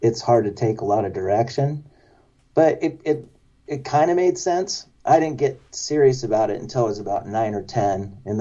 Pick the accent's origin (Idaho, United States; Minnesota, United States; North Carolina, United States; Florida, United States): Idaho, United States; Boise; I grew up in Idaho, in Boise, Idaho